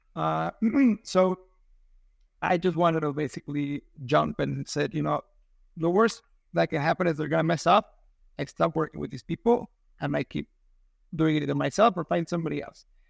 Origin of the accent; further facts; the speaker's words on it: Mexico City, Mexico; now in San Diego, United States; I'm from Mexico City. I live in San Diego